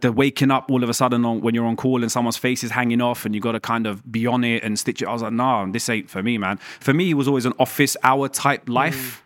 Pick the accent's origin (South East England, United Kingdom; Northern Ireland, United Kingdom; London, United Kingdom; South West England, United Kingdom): London, United Kingdom; also born or lived in Iran; I was raised in London, right? So South London, and I wanted to stay in London